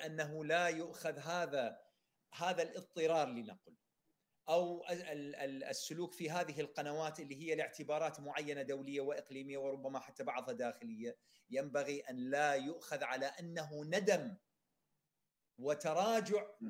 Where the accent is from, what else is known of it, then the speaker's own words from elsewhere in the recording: Iraq; انا كعراقي